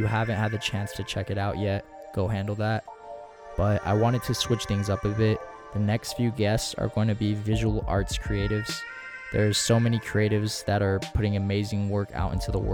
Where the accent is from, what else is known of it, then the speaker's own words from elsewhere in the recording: West Covina, California, United States; where we're from out here in West Covina